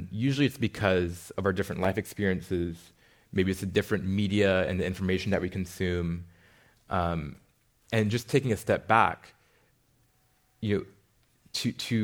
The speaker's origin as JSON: {"language": "English", "town": "South San Francisco", "region": "California", "country": "United States", "tie": "born or raised there", "said": "growing up in South City"}